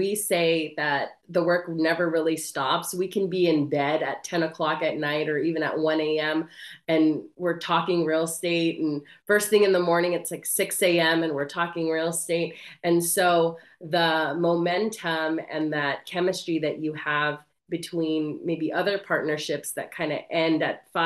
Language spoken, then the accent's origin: English; Bay Area, California, United States; I was raised in the Bay Area my whole life.